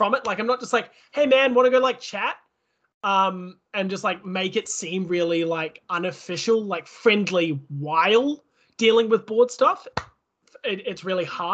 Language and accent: English; New Zealand; now in Australia; I am from New Zealand